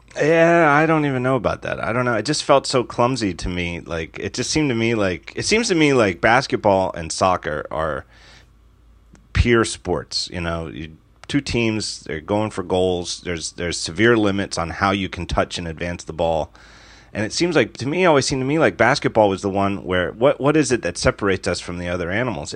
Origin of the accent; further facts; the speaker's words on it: United States; as an American